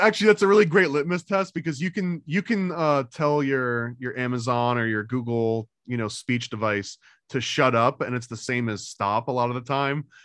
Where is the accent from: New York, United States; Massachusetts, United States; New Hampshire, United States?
New York, United States; I also was growing up in New York